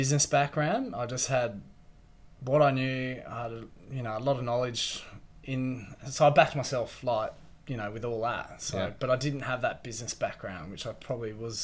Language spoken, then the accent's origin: English; Perth, Western Australia, Australia; moved away as an adult; now in Bunbury, Australia; I'm from Perth, so a lot of my mates, surfing mates, are up there. So I've kind of moved down to Bunbury